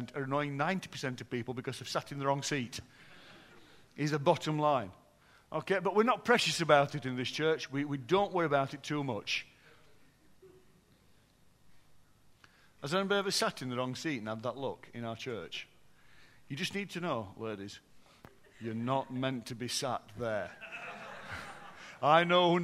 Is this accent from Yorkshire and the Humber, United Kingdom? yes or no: yes; Yorkshire and the Humber, United Kingdom; I'm from Yorkshire.